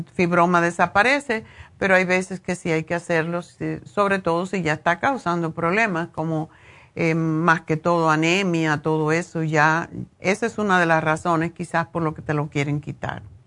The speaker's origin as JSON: {"language": "Spanish", "country": "Cuba", "moved": "yes", "lives_now": "Los Angeles, United States", "said": "Como cubanos"}